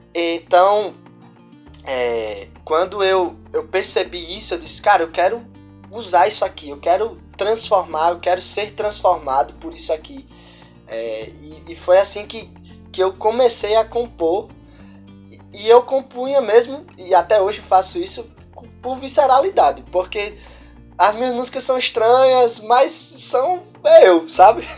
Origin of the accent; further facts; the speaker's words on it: Jardim do Seridó, Rio Grande do Norte, Brazil; eu sou do povoado Currais Novos, no município de Jardim do Seridó, que é o interior do interior do Rio Grande do Norte